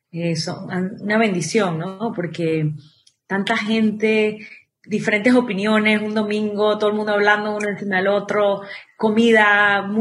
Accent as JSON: {"language": "Spanish", "country": "Venezuela", "tie": "born or raised there", "also_born_or_lived": "United States / Miami / Costa Rica", "said": "mis abuelitos son venezolanos, mis padres también son venezolanos, pero yo nací en Estados Unidos. Cuando tengo un año, mi padre muere y nos devolvemos a Venezuela. Entonces me crío los primeros 10 años de mi vida en Venezuela."}